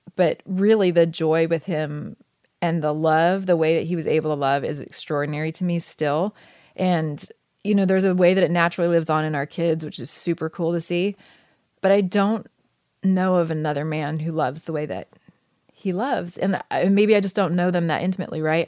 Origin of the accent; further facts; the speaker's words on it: Oregon, United States; moved away as an adult; I grew up in Oregon, which I loved